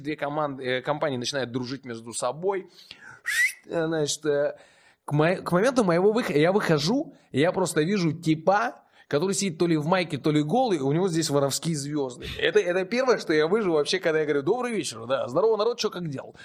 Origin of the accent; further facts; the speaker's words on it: Omsk, Omsk Oblast, Russia; в родном городе